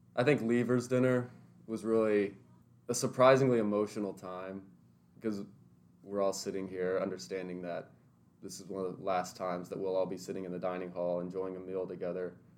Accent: Lebanon, Tennessee, United States; now in Nashville, United States; I'm originally from Lebanon, Tennessee, but I've since moved into Nashville after attending MBA.

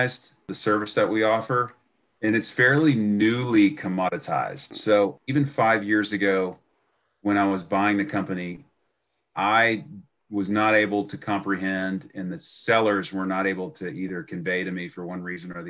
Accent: Houston, Texas, United States; I went to Stratford High School in West Houston

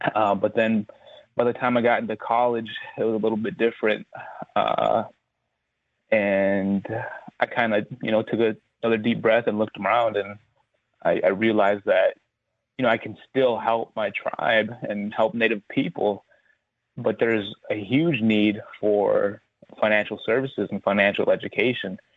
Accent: Black River Falls, Wisconsin, United States; I grew up in Black River Falls, Wisconsin

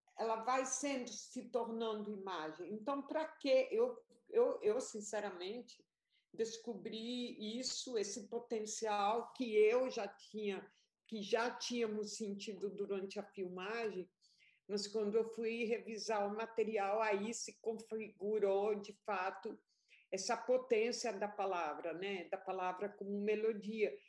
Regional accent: Colombia; now in Brazil; eu fui para a Colômbia, porque eu sou colombiana também.

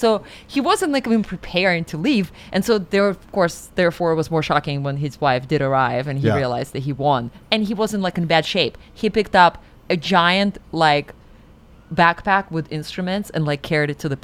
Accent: Siberia, Russia; I'm from Siberia

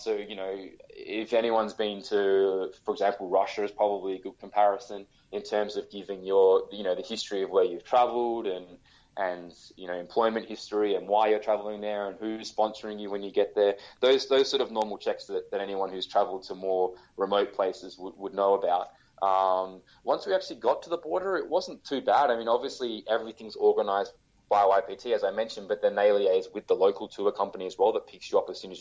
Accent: Australia; being Australian

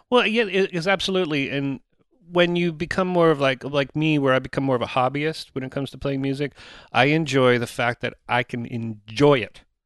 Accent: Oshawa, Ontario, Canada; growing up in Oshawa

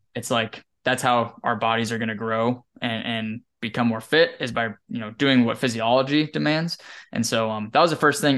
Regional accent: Wyoming, United States; now in Texas, United States; growing up in Wyoming

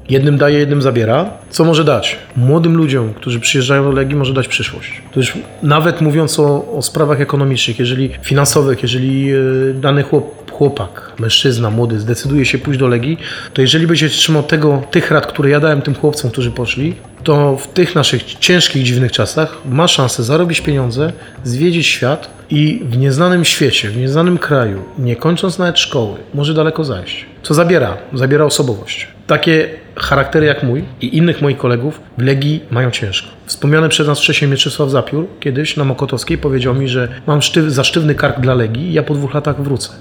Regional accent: Poland; moved away as an adult; now in France

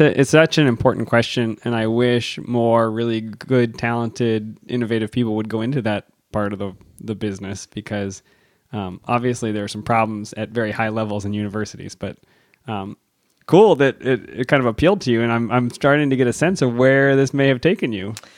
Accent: Erie, Pennsylvania, United States; growing up near Erie, Pennsylvania

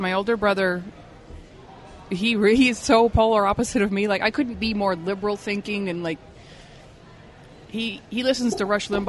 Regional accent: Salt Lake City, Utah, United States; We grew up in Section 8 houses.

